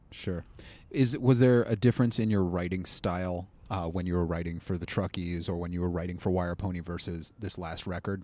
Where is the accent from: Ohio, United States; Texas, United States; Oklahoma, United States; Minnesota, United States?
Ohio, United States; Cleveland; accent: Cleveland; I'll just do my Cleveland accent I've been told I have